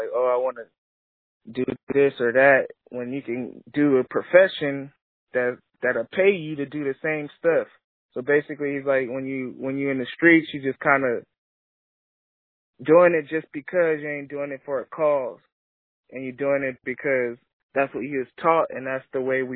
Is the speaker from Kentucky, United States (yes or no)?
no; Lancaster and Long Beach, Los Angeles County, California, United States; I got a double childhood. I grew up both places, known both places. So, you know, I rep both places to this day, the Antelope Valley area, Lancaster and Long Beach.